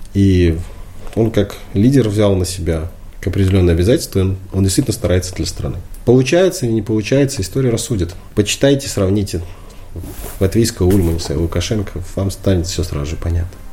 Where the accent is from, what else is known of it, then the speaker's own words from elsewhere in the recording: Belarus; мы не украинцы, мы белорусы. Мы здесь родились, мы здесь были, есть и будем